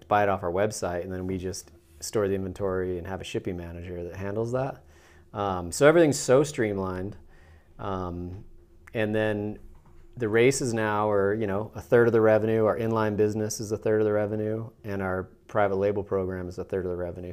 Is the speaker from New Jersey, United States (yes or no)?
no; Salt Lake City, Utah, United States; I'm born and raised in Salt Lake City, Utah